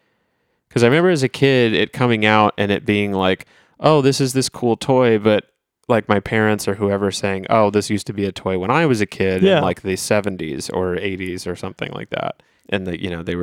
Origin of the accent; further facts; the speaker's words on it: Ohio, United States; We are from Ohio.